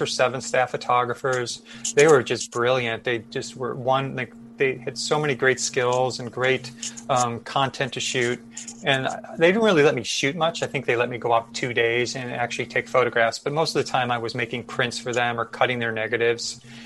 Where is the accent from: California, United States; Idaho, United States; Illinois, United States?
Illinois, United States; Chicago; I grew up in Chicago